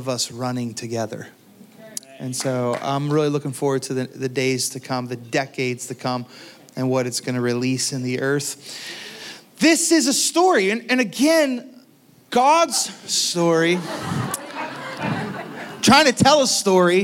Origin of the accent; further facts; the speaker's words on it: Pittsburgh, Pennsylvania, United States; moved away; I'm from the Pittsburgh, Pennsylvania region